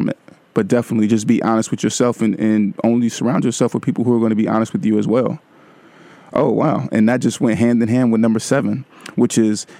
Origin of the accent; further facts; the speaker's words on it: Vallejo, California, United States; Vallejo. Hey, my hometown is in the house tonight